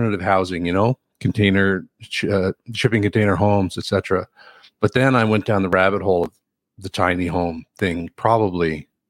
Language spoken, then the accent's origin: English; Newfoundland and Labrador, Canada; I'm from Newfoundland